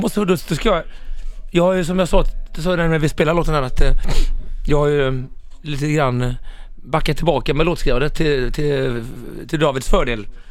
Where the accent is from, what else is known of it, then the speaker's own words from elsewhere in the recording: Mölnlycke, Västra Götaland, Sweden; now in Stockholm, Sweden; när jag växte upp i Mölnlycke